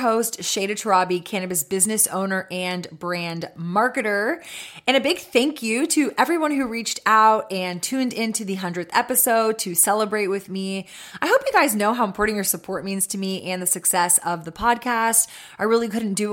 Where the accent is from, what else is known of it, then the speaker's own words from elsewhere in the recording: Austin, Texas, United States; Austin, my hometown